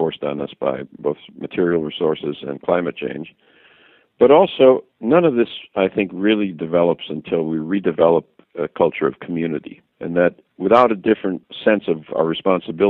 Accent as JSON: {"language": "English", "town": "Racine", "region": "Wisconsin", "country": "United States", "tie": "born or raised there", "moved": "as an adult", "lives_now": "Washington, D.C., United States", "said": "I'm from Racine, Wisconsin, an industrial town, a challenged industrial town in southern Wisconsin. I go back home and see my high school friends"}